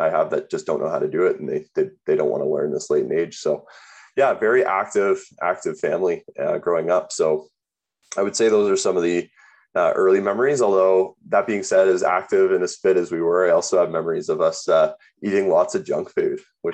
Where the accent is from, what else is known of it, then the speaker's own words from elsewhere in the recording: Burlington, Ontario, Canada; now in Calgary, Canada; I was born in Calgary, grew up in Burlington, moved to Burlington when I was about 3 years old